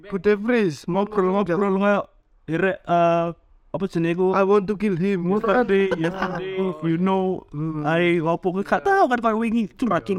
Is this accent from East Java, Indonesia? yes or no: yes; Surabaya, East Java, Indonesia; Ya, bahwa aku sebagai orang Surabaya setuju ya artikelnya.